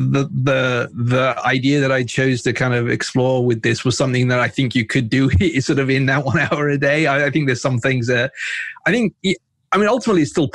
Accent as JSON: {"language": "English", "region": "England", "country": "United Kingdom", "tie": "born or raised there", "also_born_or_lived": "north of Pakistan / San Francisco", "moved": "as an adult", "lives_now": "United States", "said": "when I was about 4 years old, we moved from Pakistan to England. I lived and studied there. You know, that's where I grew up."}